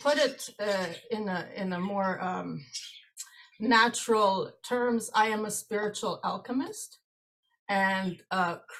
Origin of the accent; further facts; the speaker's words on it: Canada; also born or lived in Greece; Well, I was born in Greece on July 7th, 1969. And immigrated to Canada in March 1975 as an only child with overprotective parents and many brother and sister paired off cousins.